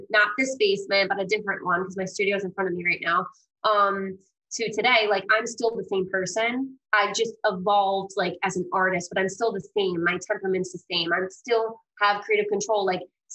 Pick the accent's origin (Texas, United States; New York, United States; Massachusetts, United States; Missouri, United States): New York, United States; also born or lived in Greece; I'm originally from Greece, but I was adopted as a baby and I was raised Italian in New York